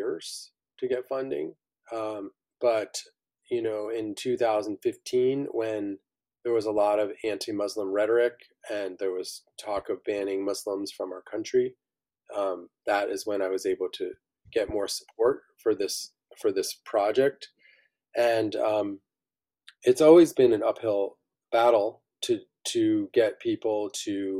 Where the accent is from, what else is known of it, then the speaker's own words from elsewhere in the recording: upstate New York, United States; growing up in upstate New York.